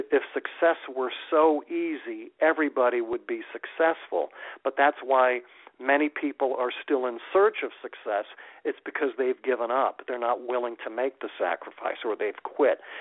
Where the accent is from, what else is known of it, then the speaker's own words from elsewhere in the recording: Waterbury, Connecticut, United States; moved away as an adult; now in Phoenix, United States; my hometown radio station up in Waterbury